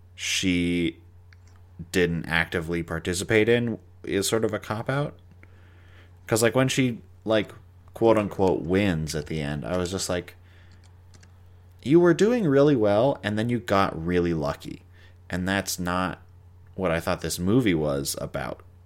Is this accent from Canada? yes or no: yes; Canada; I'm a Canadian